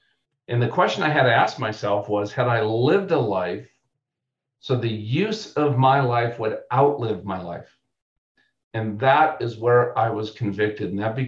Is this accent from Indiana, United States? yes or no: no; Alabama, United States; I was down there from Alabama.